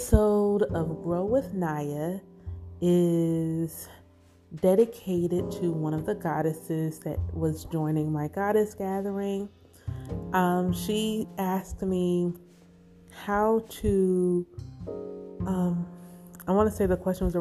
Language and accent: English; the South, United States; Growing up in the South, in the Bible Belt, as a Black Israelite